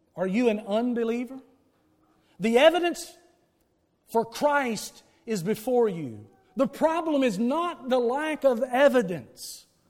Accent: the Bible Belt of the South, United States; when we in the Bible Belt of the South

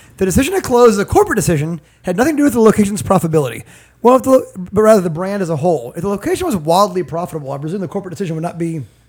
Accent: Virginia, United States; I'm from Virginia

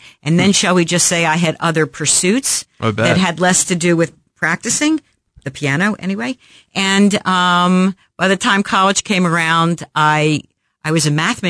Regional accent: Philadelphia, Pennsylvania, United States; moved away as an adult; also born or lived in Manhattan, New York / Princeton, New Jersey / Louisville, Kentucky; now in Kansas City, United States; I was born and raised on the East Coast, grew up in Philadelphia.

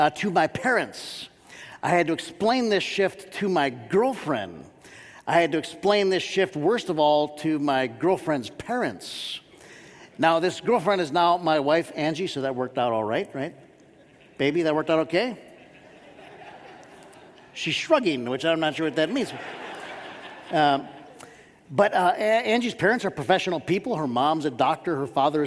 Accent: Warren, Michigan, United States; I grew up in Warren, Michigan

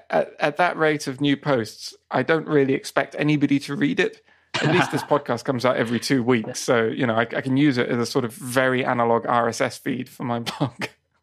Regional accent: England, United Kingdom; also born or lived in Spain; now in Japan; Whereas I was originally from England and moved to Japan.

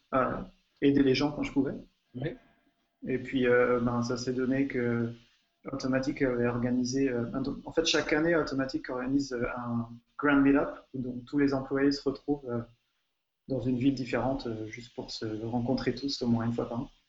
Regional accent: France; now in Hungary; je suis français, je vis en Hongrie

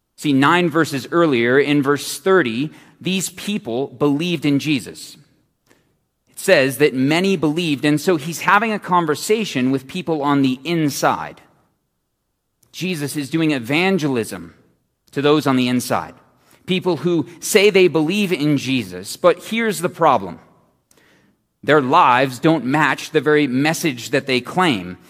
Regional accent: Phoenix, Arizona, United States; I'm from Phoenix

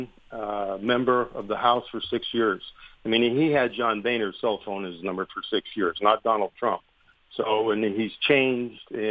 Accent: Pennsylvania, United States; when I was young up here

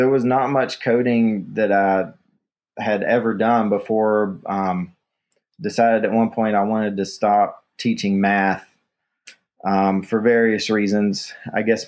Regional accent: Kingsport, Tennessee, United States; now in Asheville, United States; I grew up in East Tennessee, a town called Kingsport

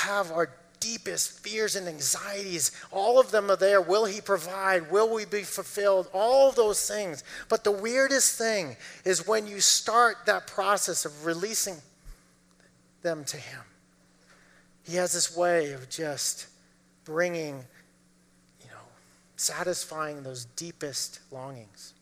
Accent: Massachusetts, United States; lived in Massachusetts, grew up in Massachusetts

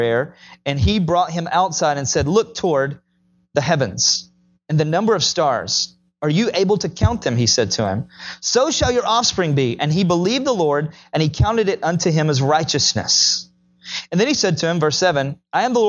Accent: Tennessee, United States; I'm from Tennessee

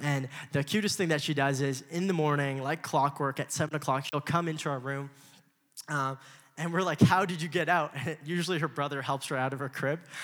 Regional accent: Los Angeles, California, United States; I was born in Los Angeles

